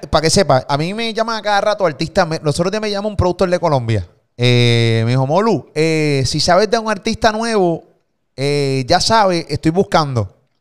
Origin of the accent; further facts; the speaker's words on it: Puerto Rico; Desde Puerto Rico para el mundo